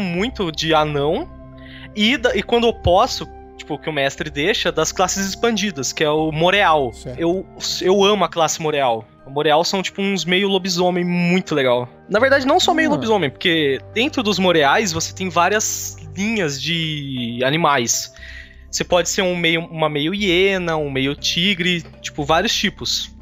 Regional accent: Campinas, São Paulo, Brazil; sou de Campinas

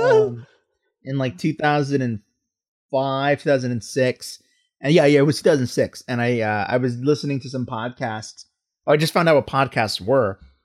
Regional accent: Texas, United States; I'm from the South. I'm from Texas

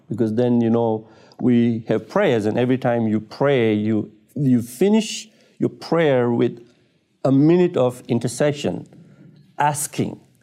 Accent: Tanzania; I was born in Tanzania, East Africa, and I was brought up, uh, as a Muslim in a f, in a Muslim family

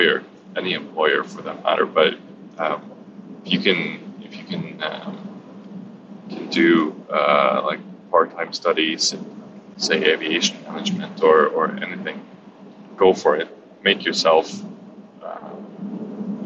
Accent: England, United Kingdom; being an Englishman

